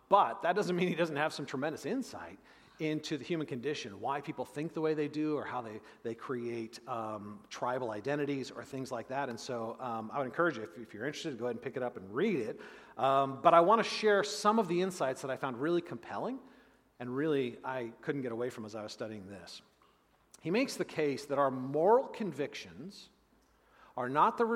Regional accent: United States; us as modern American Christians

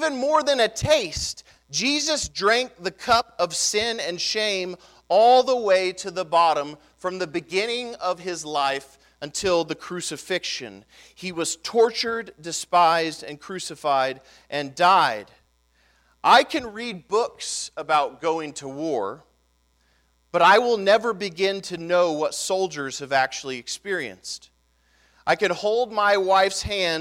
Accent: United States; As 2018 American Gentile evangelicals

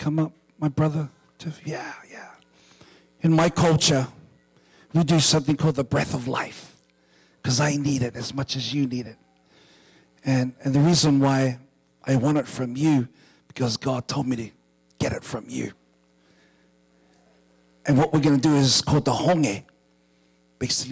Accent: New Zealand; I was born and raised in New Zealand

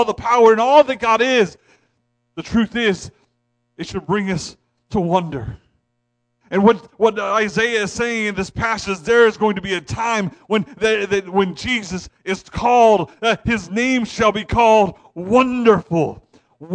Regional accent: Ohio, United States; now in Maine, United States; I'm from Ohio. You do not see the Northern Lights in Ohio. I moved to Maine

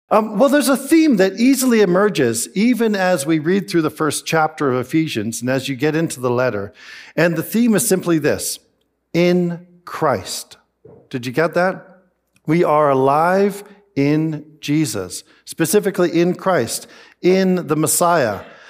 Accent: Canada; I am Canadian

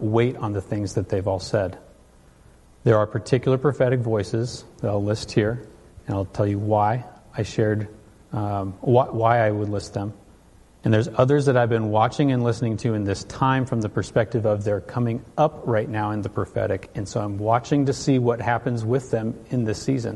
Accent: California, United States; Where I grew up in California, Kim would come through our church

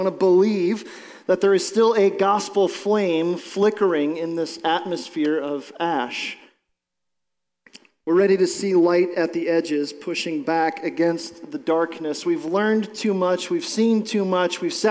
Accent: Ohio, United States; we're from Ohio

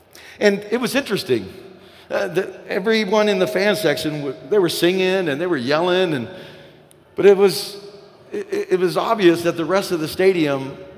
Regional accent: the South, United States; And listen, this is not a Latino thing or Hispanic thing, and because I'm white and I'm from the South.

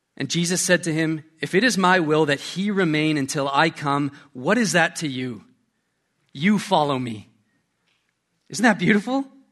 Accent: Canada; moved away; I'm Canadian

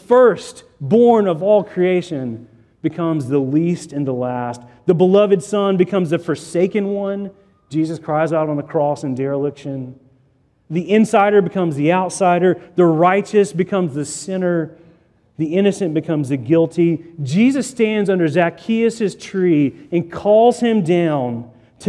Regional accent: Chattanooga, Tennessee, United States; I grew up in Chattanooga, Tennessee

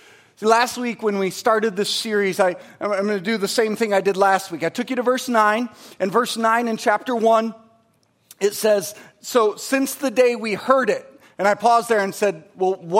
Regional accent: Michigan, United States; I'm from Michigan, so it's pop

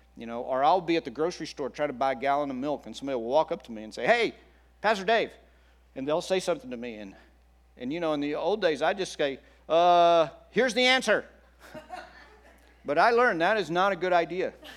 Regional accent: Texas, United States; moved away as an adult; also born or lived in Oklahoma City / Kansas City; now in California, United States; I grew up i, in Texas, and then I, uh, went to college in Oklahoma City, and I went to grad school in Kansas City.

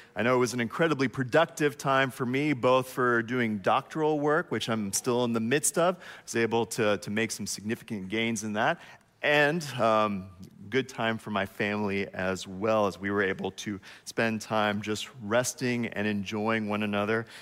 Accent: United States; As an American

